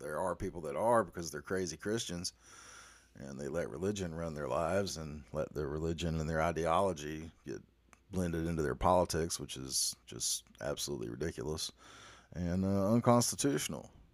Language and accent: English; the South, United States; I am a Southerner